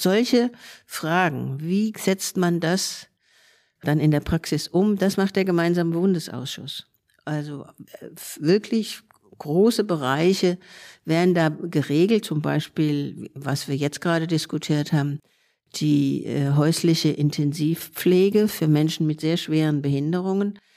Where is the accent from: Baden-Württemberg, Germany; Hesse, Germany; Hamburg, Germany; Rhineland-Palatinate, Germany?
Hesse, Germany; Frankfurt; moved away as an adult; now in Berlin, Germany; ursprünglich aus Frankfurt, ich bin geborene Frankfurterin und bin in Anfang der 80er nach Berlin übergesiedelt.